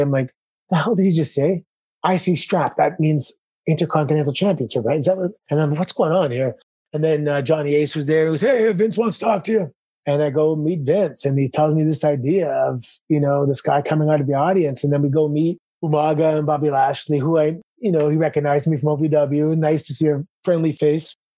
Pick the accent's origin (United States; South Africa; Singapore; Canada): Canada; Toronto, Ontario; moved away as an adult; Growing up in Toronto